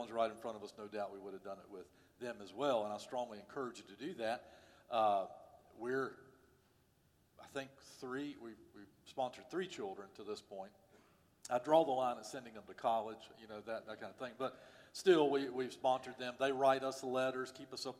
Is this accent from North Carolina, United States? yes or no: yes; Winston-Salem, North Carolina, United States; When I was a kid growing up in Winston-Salem